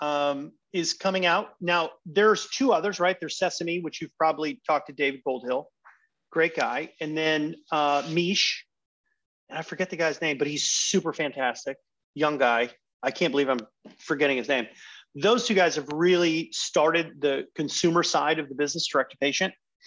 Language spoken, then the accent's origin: English; Netherlands; now in United States; my home country of the Netherlands